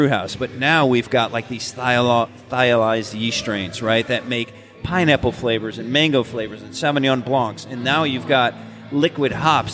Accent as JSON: {"language": "English", "region": "Connecticut", "country": "United States", "tie": "born or raised there", "also_born_or_lived": "Athens, Georgia", "moved": "yes", "said": "I drank a lot of Jenny, growing up in Connecticut"}